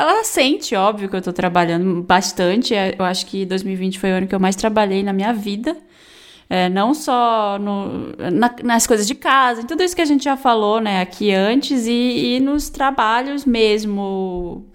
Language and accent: Portuguese; Brazil; a gente é brasileiro